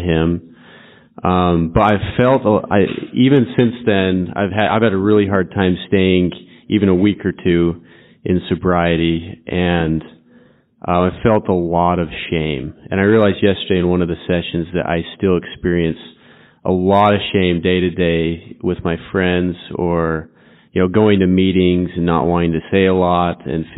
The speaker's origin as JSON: {"language": "English", "region": "Utah", "country": "United States", "said": "I'm from Utah"}